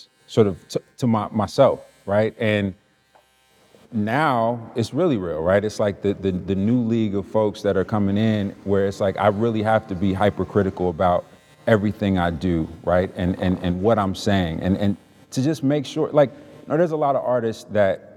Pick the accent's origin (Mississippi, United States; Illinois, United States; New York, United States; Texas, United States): Illinois, United States; Chicago; I grew up in Chicago